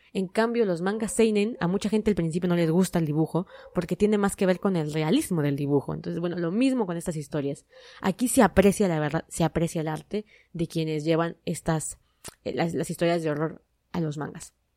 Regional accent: Mexico; mi país

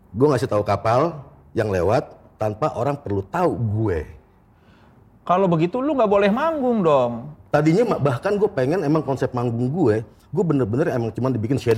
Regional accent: Jakarta, Indonesia; born there; Enggak, gue lahir di Jakarta, tapi gue kuliah di Bandung.

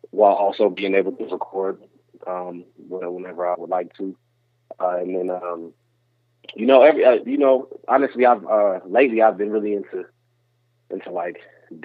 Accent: Denver, Colorado, United States; also born or lived in North Dakota; we moved to Denver when I was like 1 year old, so I'd have been here. So I just say I'm from here

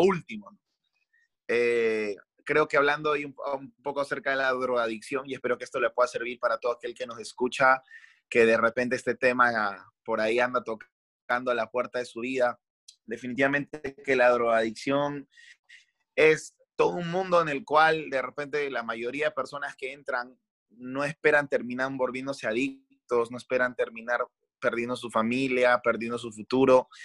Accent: Peru; moved away as an adult; now in Santiago, Chile; como peruanos

